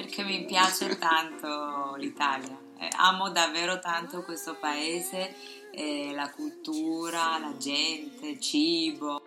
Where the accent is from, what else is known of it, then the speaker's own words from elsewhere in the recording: Taiwan; Italian is a second language; now in Shanghai, China; io sono cinese di Taiwan